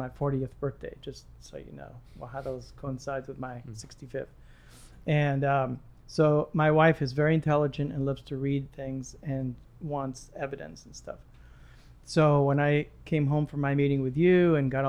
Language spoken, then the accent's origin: English; Lebanon; moved away; also born or lived in Egypt; I was born in Egypt, raised in Lebanon